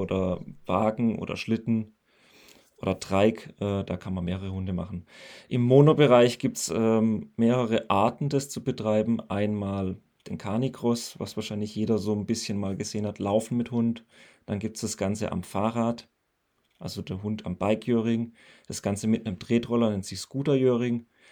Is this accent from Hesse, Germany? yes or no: no; near Pforzheim, Baden-Württemberg, Germany; ich bin 31 und ich komme aus der Nähe von Pforzheim. Das liegt zwischen Karlsruhe und Stuttgart